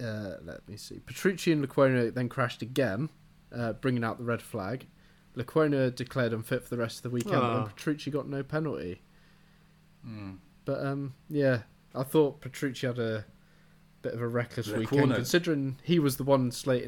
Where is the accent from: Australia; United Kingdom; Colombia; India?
United Kingdom; I don't think it was, because we're British.